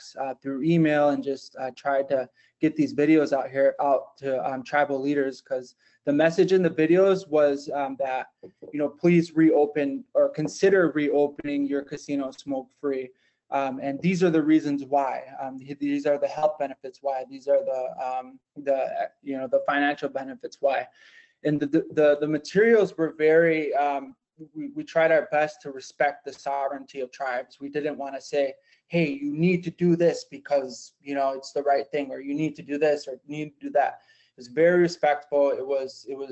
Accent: Lac du Flambeau, Wisconsin, United States; I'm tribal from Lac de Flambeau

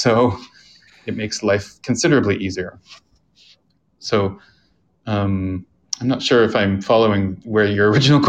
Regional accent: Canada; moved away as an adult; also born or lived in South Korea; yes, I'm Canadian, but I don't feel just Canadian. I feel everywhere guy.

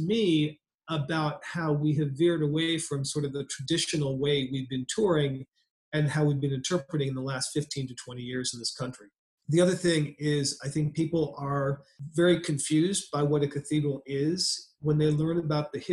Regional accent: Washington, District of Columbia, United States; I'm a native of Washington, D.C. I was born at Sibley Hospital, a couple miles from the cathedral

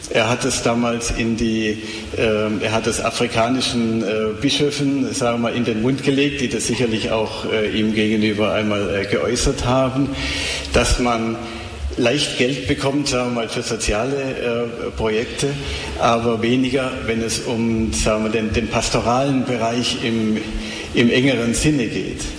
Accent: Germany; moved away as an adult; also born or lived in Rome; Ich bin ja Deutscher, ne?

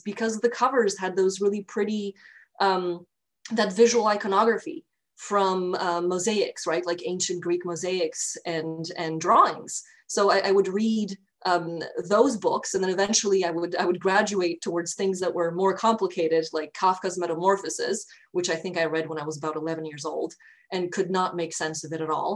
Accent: Albania; So I grew up in Albania, which at the time was very much a developing country

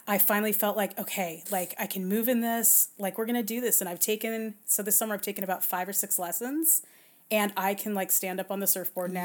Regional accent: Southern California, United States; I'm born and raised in Southern California, around surf culture

